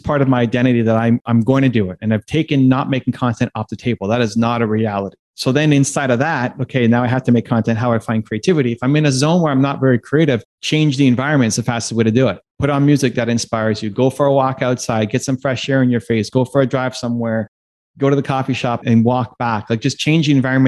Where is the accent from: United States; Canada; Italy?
Canada; being a Canadian